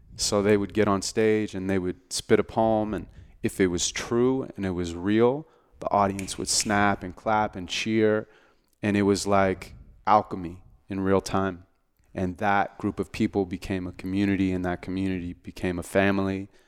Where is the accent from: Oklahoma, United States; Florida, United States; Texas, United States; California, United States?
California, United States; Santa Monica; I was born and raised in Santa Monica, California.